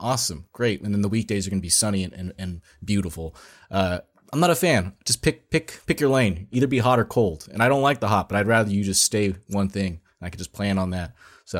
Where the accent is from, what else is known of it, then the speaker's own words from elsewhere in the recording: California Bay Area, United States; moved away; a person who's from the California Bay Area, we're not from SoCal